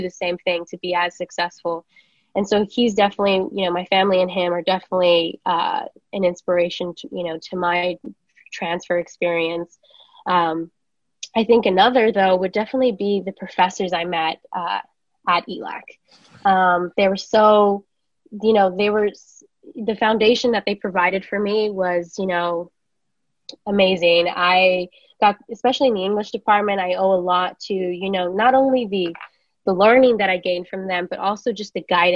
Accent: Los Angeles, California, United States; I grew up in East LA.

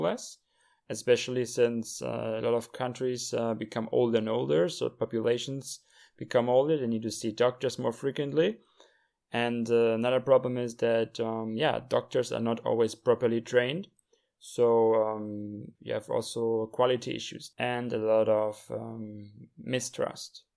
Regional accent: Germany; moved away as an adult; also born or lived in Europe; now in China; Germany as well, in my home country.

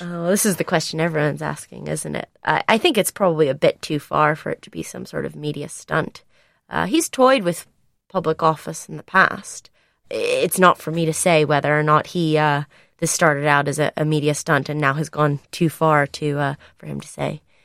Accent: United States; now in United Kingdom; I am an American

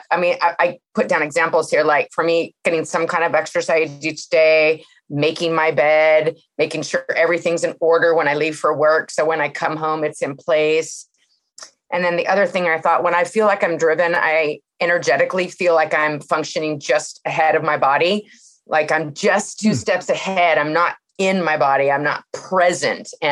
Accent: Santa Cruz, California, United States; I'm from Santa Cruz, California.

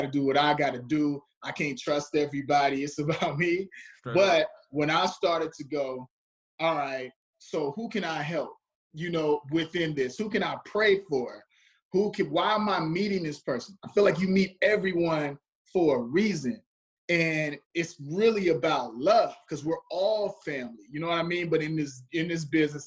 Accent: Chicago, Illinois, United States; moved away; I grew up on the south side, so I grew up around gang violence

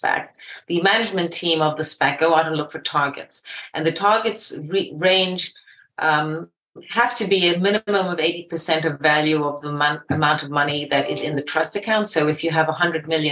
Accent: Zimbabwe; also born or lived in United Kingdom; now in New York, United States; I am initially from Zimbabwe, and I've made it through from living in the UK all the way to living in New York.

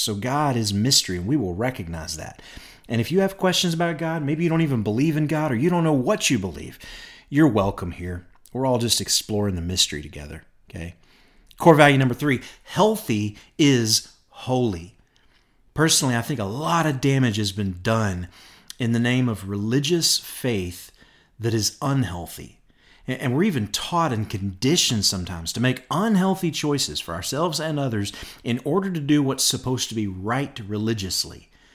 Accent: Bowling Green, Kentucky, United States; moved away as an adult; now in Rogers, Arkansas, United States; I grew up in Bowling Green, Kentucky

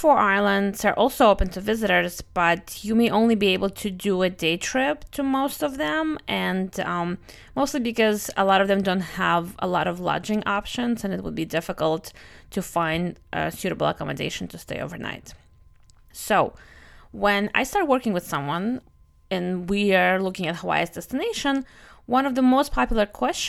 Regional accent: Russia; accent: Russian; English is a second language; also born or lived in Brooklyn, United States; my Russian accent plus my Brooklyn accent is not making it any easier to pronounce these

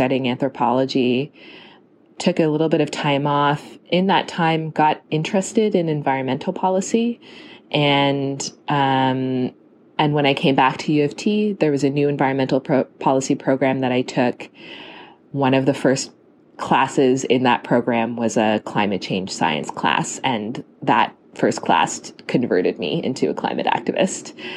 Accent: Toronto, Ontario, Canada; moved away as an adult; also born or lived in Halifax, Nova Scotia; I grew up in Toronto

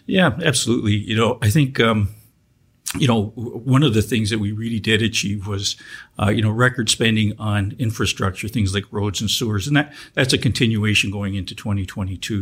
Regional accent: Welland, Ontario, Canada; growing up in Welland, uh, you know, I learned little, little, bits and pieces of French uh, through my friends.

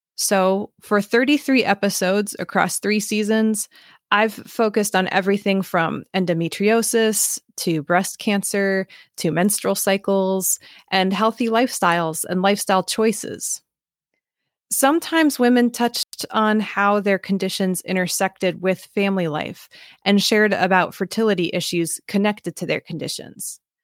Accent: Midwest, United States; growing up in an interracial family in an overwhelmingly white part of the Midwest

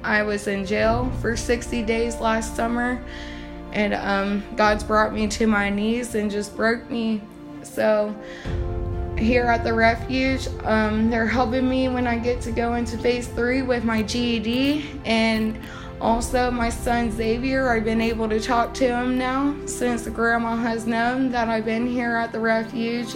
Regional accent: Newark, Ohio, United States; I'm from Newark, Ohio

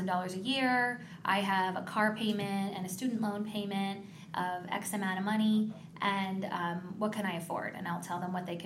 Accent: Los Angeles, California, United States; also born or lived in Michigan; I wanted to get my first job in Los Angeles, because that's where I'm from.

